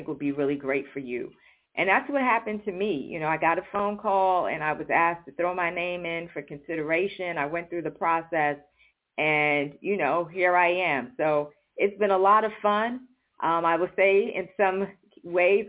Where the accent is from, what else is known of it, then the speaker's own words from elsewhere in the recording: New York City, New York, United States; moved away; I grew up in New York City